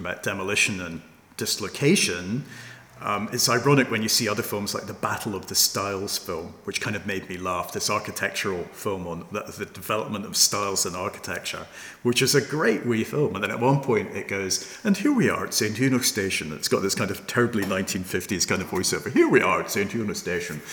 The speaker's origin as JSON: {"language": "English", "country": "Hong Kong", "tie": "born or raised there", "moved": "yes", "said": "I was brought up in Hong Kong"}